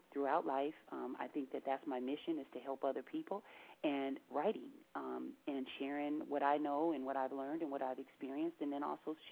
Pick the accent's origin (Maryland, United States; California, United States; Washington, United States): Washington, United States; Seattle